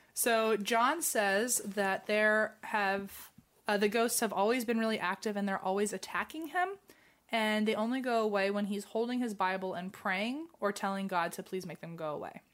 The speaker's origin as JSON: {"language": "English", "country": "United States", "said": "as an American"}